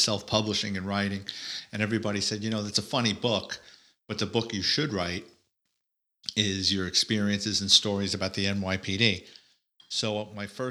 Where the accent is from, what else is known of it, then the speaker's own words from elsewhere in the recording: New York City, New York, United States; I was born and raised in the Bronx, lower middle class kid